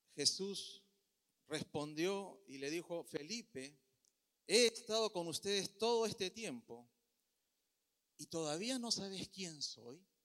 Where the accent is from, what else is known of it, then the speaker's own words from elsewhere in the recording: Peru; now in Puerto Rico; Yo soy de Perú, en Perú comemos muy bien